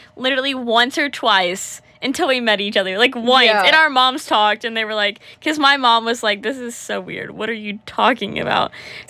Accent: Georgia, United States; I'm from Georgia.

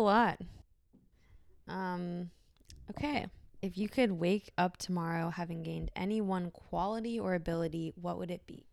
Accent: San Francisco, California, United States; I was born and raised in San Francisco in the city

